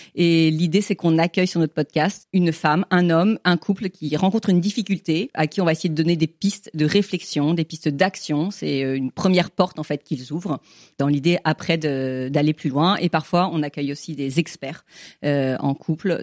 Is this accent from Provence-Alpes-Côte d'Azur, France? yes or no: yes; Toulon, Provence-Alpes-Côte d'Azur, France; je viens de Toulon